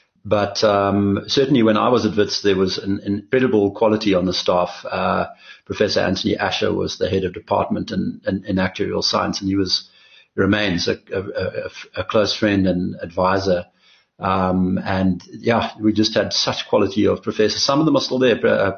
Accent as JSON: {"language": "English", "town": "East London", "region": "Eastern Cape", "country": "South Africa", "tie": "born there", "said": "Yeah, that's right. I was born in East London, the bustling metropolis of, into a family that had been there for many generations."}